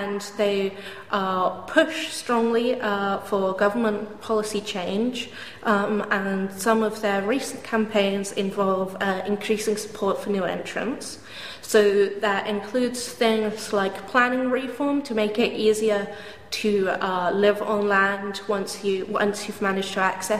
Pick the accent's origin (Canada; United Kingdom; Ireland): United Kingdom; Dorset coastline, South West England; I grew up on Five Penny Farm down on the Dorset coastline